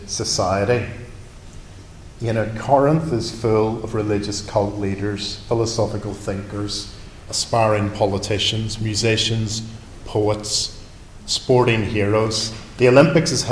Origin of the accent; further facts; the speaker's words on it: Northern Ireland, United Kingdom; now in London, United Kingdom; I grew up in Northern Ireland surrounded by farms and farmers